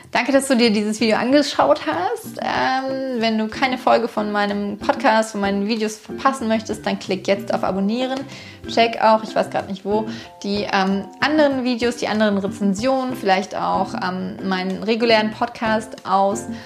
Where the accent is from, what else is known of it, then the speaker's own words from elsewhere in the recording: Berlin, Germany; Aber was ich halt als Berliner total cool finde